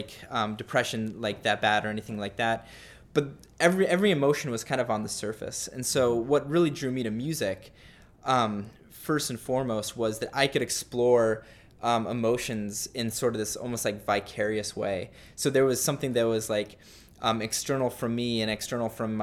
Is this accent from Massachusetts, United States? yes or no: no; Littleton, Colorado, United States; moved away as an adult; also born or lived in Utah / Seattle, Washington; I grew up in Colorado, went on a 2-year mission to Seattle